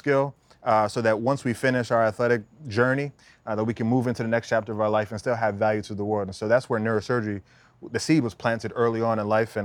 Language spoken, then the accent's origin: English; United States; also born or lived in Bahamas; my parents took me from the Bahamas when I was 2 years old and I grew up in America